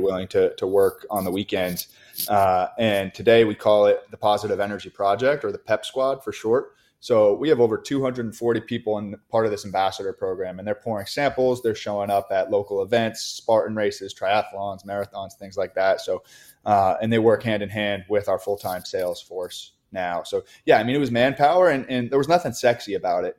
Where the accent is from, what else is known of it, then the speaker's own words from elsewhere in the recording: New York, United States; we, we grew up in New York, so, so we're Yankee fans